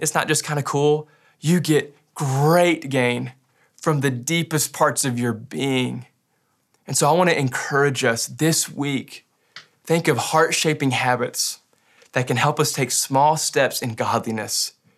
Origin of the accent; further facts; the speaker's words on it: Western Kentucky, United States; I grew up in Western Kentucky